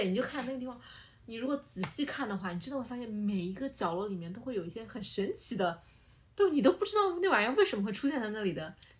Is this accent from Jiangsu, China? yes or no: yes; Nanjing, Jiangsu, China; 我觉得就是费城会就会 remind 我，呃，想到我的老家南京，